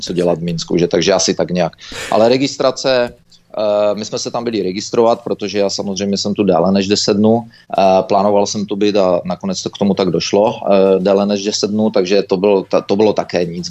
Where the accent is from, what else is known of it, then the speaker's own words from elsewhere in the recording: Czechia; moved away; also born or lived in Canada; jako správní Češi